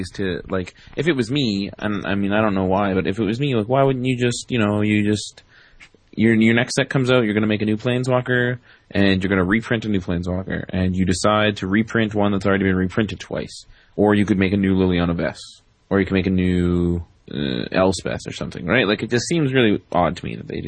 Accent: Canada; I'm Canadian

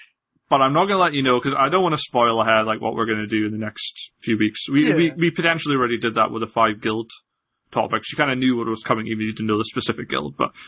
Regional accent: Scotland, United Kingdom; So, I apologize for my accent. I'm definitely Scottish. My parents were Scottish. My grandparents were all Scottish. I've only ever lived in Scotland, but I sound like this, so.

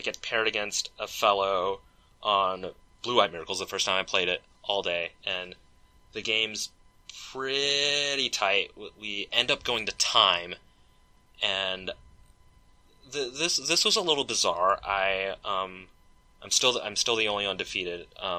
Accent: Seattle, Washington, United States; I did it in Seattle, I did it, you know, I did it in my hometown, I did it in front of my community

